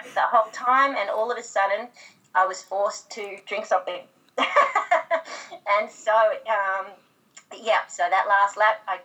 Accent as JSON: {"language": "English", "country": "Australia", "said": "as any Aussie girl does"}